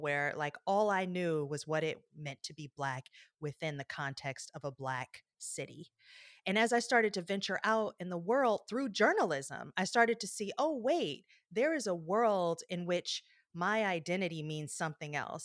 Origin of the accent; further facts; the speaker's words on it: Detroit, Michigan, United States; I grew up in Detroit, Michigan